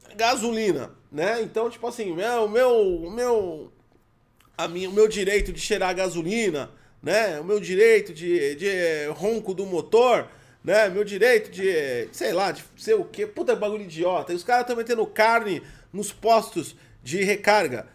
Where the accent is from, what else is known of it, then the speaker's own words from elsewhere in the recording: Brazil; eu sou brasileiro